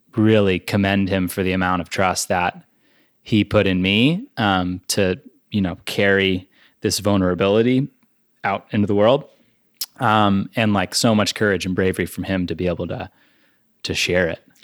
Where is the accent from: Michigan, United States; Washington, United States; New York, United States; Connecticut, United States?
Connecticut, United States; now in Vermont, United States; an adopted Vermonter. Um, I grew up in Connecticut in what I like to call the panhandle